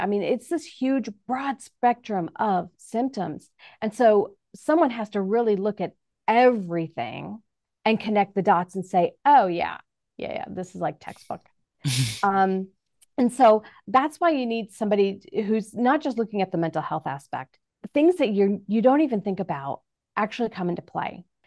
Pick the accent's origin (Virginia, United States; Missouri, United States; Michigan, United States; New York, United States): New York, United States; now in Manhattan, Kansas, United States; I'm originally from New York